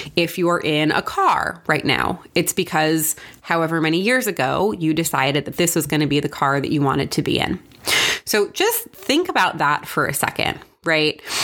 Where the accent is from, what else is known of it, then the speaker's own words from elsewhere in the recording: New York, United States; I'm from New York